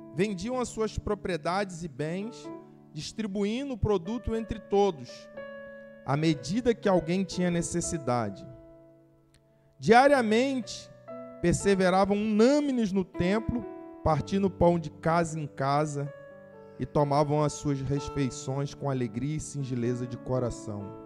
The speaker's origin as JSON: {"language": "Portuguese", "country": "Brazil", "said": "como brasileiro"}